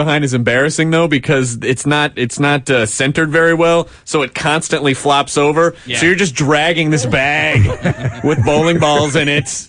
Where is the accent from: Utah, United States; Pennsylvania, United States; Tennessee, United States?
Tennessee, United States; moved away; I'm from Tennessee